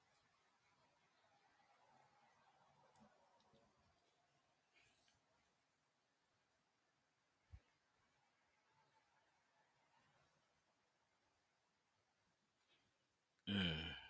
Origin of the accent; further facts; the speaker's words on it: Union County, South Carolina, United States; a small town called Leeds. It's in South Carolina. And we were raised in Union County